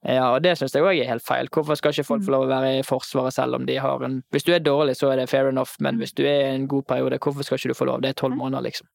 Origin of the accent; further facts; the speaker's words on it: Bergen, Vestland, Norway; also born or lived in Oslo; Hjemme i Bergen